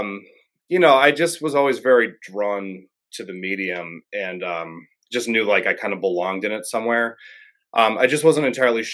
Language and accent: English; Clarks Summit, Pennsylvania, United States; also born or lived in Scranton; I was born in Scranton. You know, grew up in Clark Summit, bounced around a lot, but yeah, I'm local